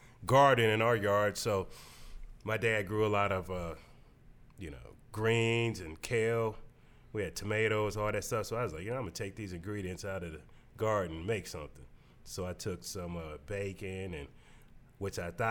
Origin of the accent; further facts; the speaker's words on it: Canton, Ohio, United States; moved away as an adult; also born or lived in Cleveland, Ohio; now in Akron, United States; I'm from Canton, so I went to Akron U